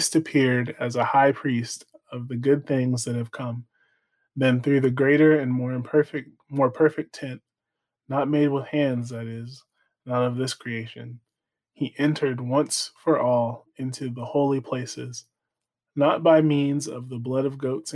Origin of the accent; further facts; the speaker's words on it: Texas, United States; We're from Texas